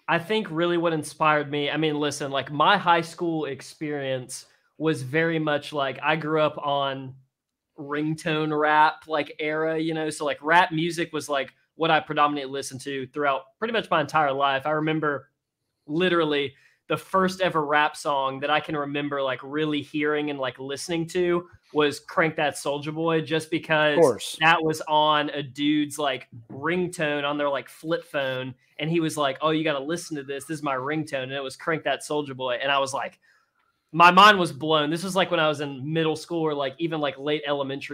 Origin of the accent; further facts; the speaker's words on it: Possum Town, Tennessee, United States; I'm not even from Lebanon, Tennessee. I'm from Possum Town, Tennessee, which is right outside of Lebanon, Tennessee